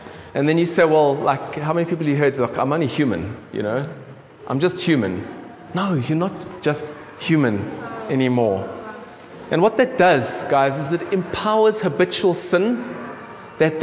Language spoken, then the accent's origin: English; South Africa; accent: South African; I've grown up as a South African